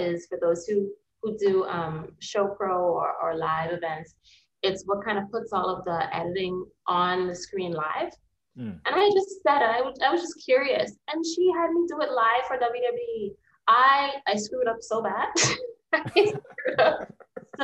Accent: Bahamas; moved away as an adult; also born or lived in United States; I'm from the Bahamas.

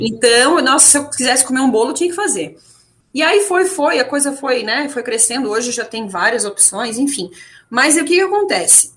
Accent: Blumenau, Santa Catarina, Brazil; moved away as an adult; eu nasci e cresci em Blumenau, né, cidade típica alemã aí no Brasil

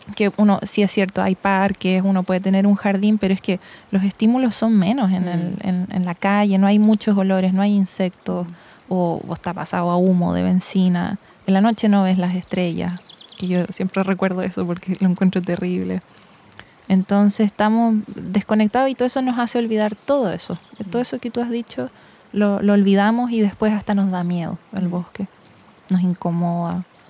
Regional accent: Santiago, Santiago Metropolitan Region, Chile; crecí en Santiago

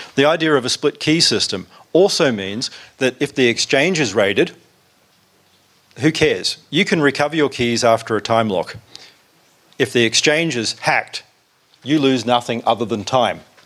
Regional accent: South Africa; I am actually from South Africa

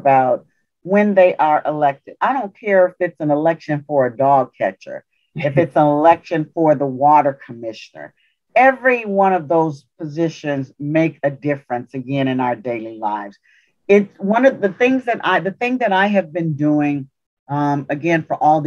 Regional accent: Louisiana, United States; I'm from Louisiana. We had railroad tracks that kind of divided us.

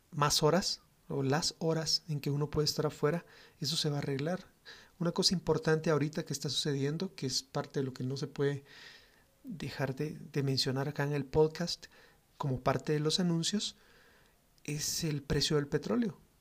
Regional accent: Guatemala; los guatemaltecos siempre somos cálidos en nuestro trato con las personas

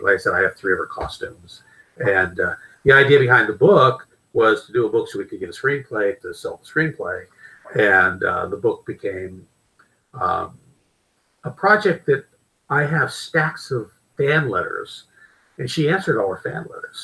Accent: Pittsburgh, Pennsylvania, United States; I grew up in Pittsburgh, Pennsylvania

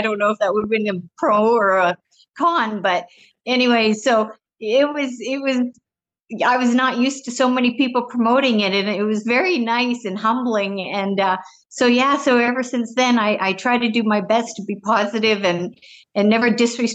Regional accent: British Columbia, Canada; moved away as an adult; now in Las Vegas, United States; I grew up in British Columbia, about 40 miles north of the Eureka, Montana border.

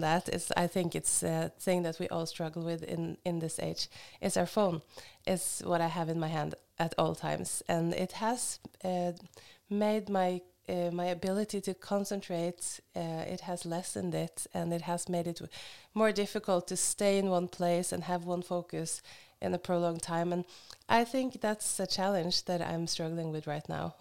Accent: Hamar, Innlandet, Norway; moved away as an adult; also born or lived in Oslo, Norway; now in Kenya; but I'm from Norway and I was raised in Hamar and I've spent half my life in Oslo before we went to Kenya.

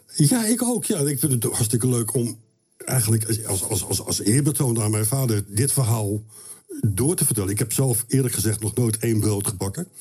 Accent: Rotterdam, South Holland, Netherlands; also born or lived in Wageningen; Wij woonden, wij gingen verhuizen van Wageningen, waar ik geboren ben, naar Rotterdam in een industriegebied

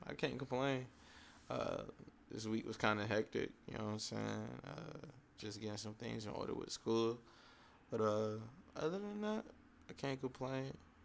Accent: North Carolina, United States; I'm from North Carolina.

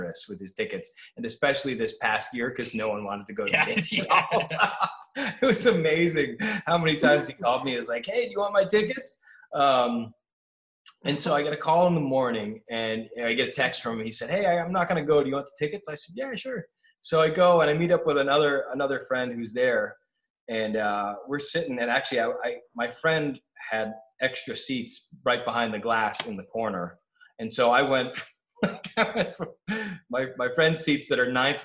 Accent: Massachusetts, United States; now in Los Angeles, United States; I grew up in Massachusetts

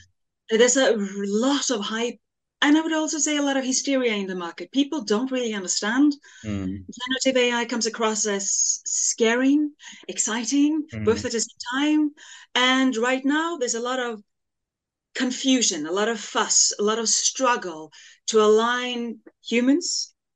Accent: Norway; I grew up in the Norwegian countryside in a labor class family

